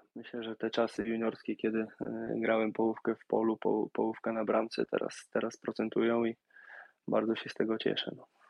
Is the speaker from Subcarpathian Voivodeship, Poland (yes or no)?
no; Warsaw, Masovian Voivodeship, Poland; moved away; ja pochodzę z Warszawy